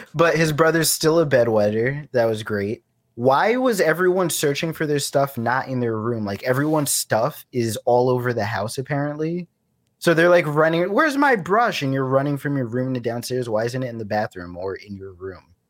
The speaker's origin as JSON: {"language": "English", "region": "New York", "country": "United States", "tie": "born or raised there", "also_born_or_lived": "Florida", "moved": "yes", "said": "growing up in New York"}